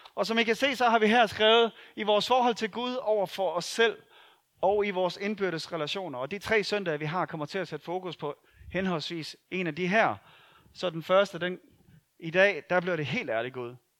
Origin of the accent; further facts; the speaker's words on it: Denmark; det er vi gode til som danskere